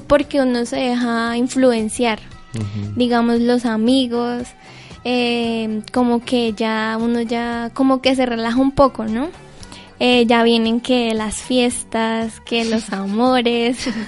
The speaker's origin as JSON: {"language": "Spanish", "town": "Cúcuta", "region": "Norte de Santander", "country": "Colombia", "also_born_or_lived": "Santiago, Norte de Santander", "said": "Yo soy cucuteña, yo soy de la Universidad Francisco de Paula Santander, vivo en un pueblo en las afueras de Cúcuta que se llama Santiago"}